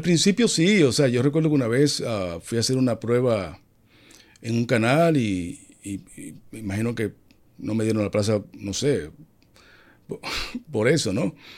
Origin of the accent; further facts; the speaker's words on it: Dominican Republic; Vive en mi país, República Dominicana.